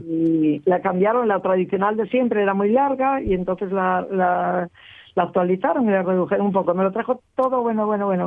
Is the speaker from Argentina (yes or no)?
no; Cangas de Onís, Asturias, Spain; los que somos de Cangas